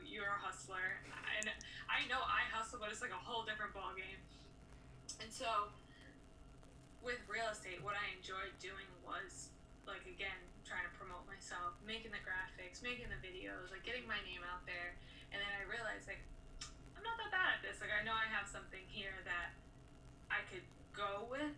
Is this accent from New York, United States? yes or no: no; Rhode Island, United States; I'm from Rhode Island